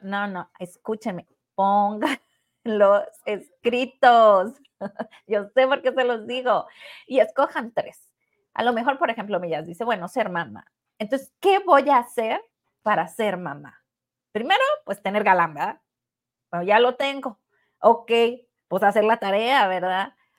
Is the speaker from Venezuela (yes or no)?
no; Mexico; Pues nosotros somos de México